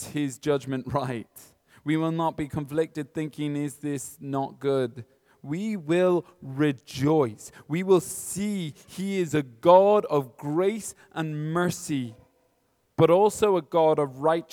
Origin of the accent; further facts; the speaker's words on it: Kilkenny, Leinster, Ireland; now in Dublin, Ireland; I'm from Kilkenny